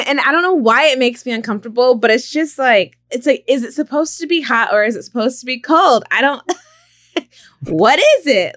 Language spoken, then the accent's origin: English; Stockton, California, United States; I grew up in Stockton